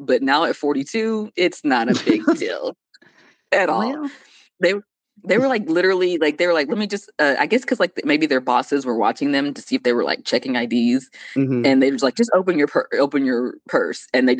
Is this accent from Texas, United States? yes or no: yes; Dallas, Texas, United States; I'm from like the Dallas area.